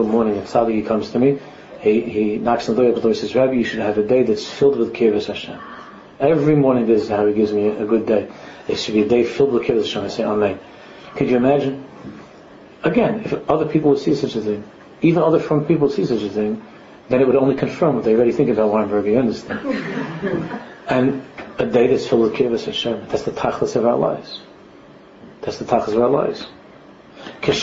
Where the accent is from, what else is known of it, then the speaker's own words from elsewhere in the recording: New York City, New York, United States; I'm from Queens